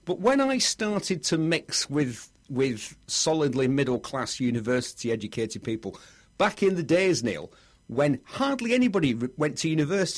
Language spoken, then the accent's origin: English; Bury, North West England, United Kingdom; where are you from, …? And I go, Bury. Because I thought, where I live, places have got really short names.